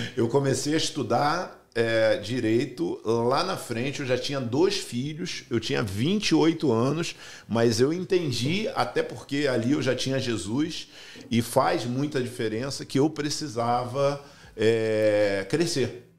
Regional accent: Rio de Janeiro, Brazil; moved away as an adult; now in United States; eu fui criado num local muito simples, no Brasil, Rio de Janeiro. Uhum é, chamado Cordovil Cidade Alta

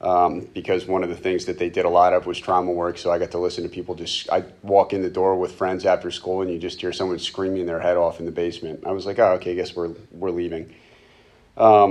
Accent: Reading, Pennsylvania, United States; I was born and raised in Reading

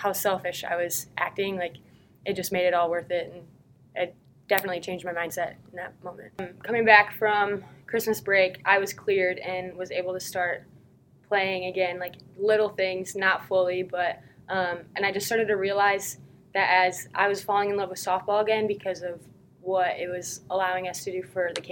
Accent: Grand Rapids, Michigan, United States; moved away as an adult; I'm originally from Grand Rapids, Michigan. I went to a high school called Rockford

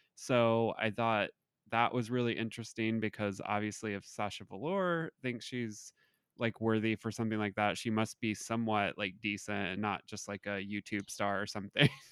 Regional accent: Southern Indiana, United States; I'm from Southern Indiana

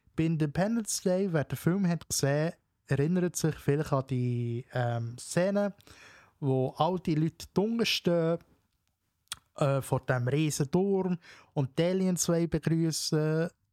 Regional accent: Switzerland; bei uns in der Schweiz

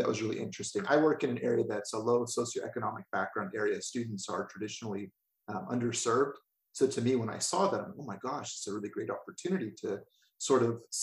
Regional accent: California, United States; I'm from California, the United States, and here in California, I am a educator of community college students

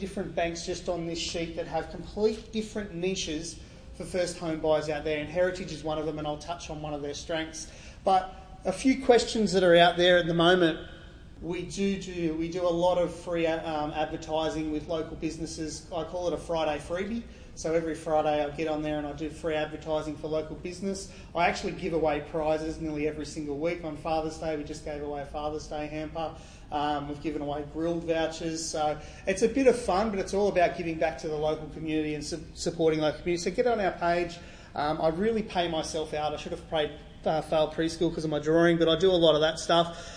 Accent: Gerringong, New South Wales, Australia; also born or lived in Sydney; I grew up in Gerringong, moved to Sydney playing football for Wests

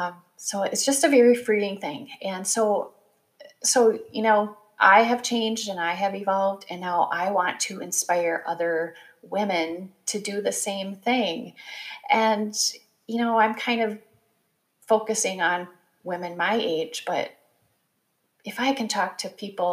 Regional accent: Midwest, United States; born or raised there

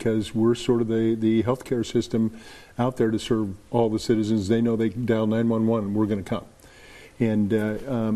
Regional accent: Des Moines, Iowa, United States; I was born in Des Moines. I was raised in Des Moines.

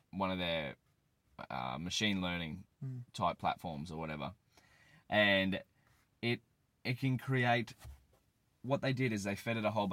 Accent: hometown near Moreton Island, Queensland, Australia; I live close to the water in a small suburb in my hometown.

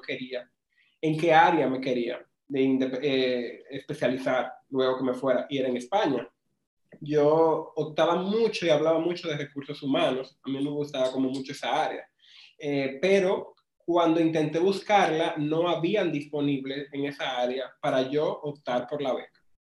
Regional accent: Pimentel, Duarte, Dominican Republic; estudié en Pimentel y soy de Pimentel

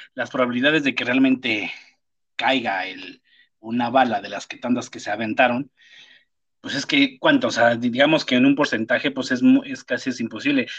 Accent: Mexico; en mi país, en mi país, aquí en México

